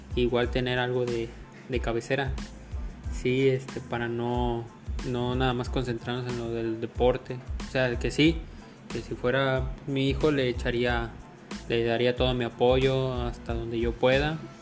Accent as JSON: {"language": "Spanish", "country": "Mexico", "said": "nosotros como mexicanos"}